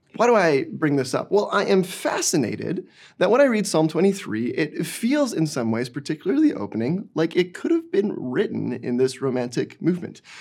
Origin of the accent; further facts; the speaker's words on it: Didsbury, Alberta, Canada; moved away as an adult; now in Burnaby, Canada; I grew up in small town Alberta